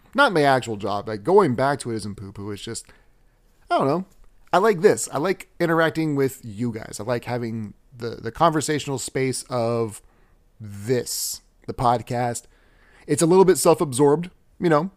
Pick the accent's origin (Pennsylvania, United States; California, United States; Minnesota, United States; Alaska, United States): Alaska, United States; also born or lived in Texas; I've been in Alaska forever